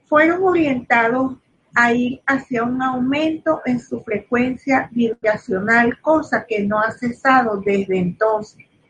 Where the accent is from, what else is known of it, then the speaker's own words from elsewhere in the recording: Venezuela; soy venezolana